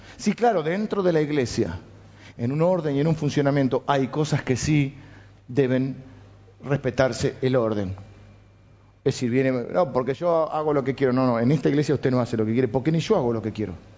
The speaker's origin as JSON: {"language": "Spanish", "country": "Argentina", "also_born_or_lived": "Morón, Buenos Aires"}